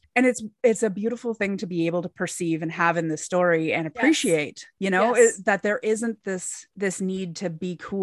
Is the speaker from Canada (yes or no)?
yes; Canada; as a Canadian